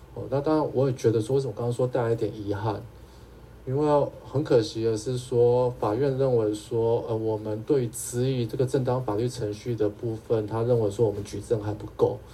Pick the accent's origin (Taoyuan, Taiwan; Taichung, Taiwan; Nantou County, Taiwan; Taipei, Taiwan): Taipei, Taiwan; 我是台北人哈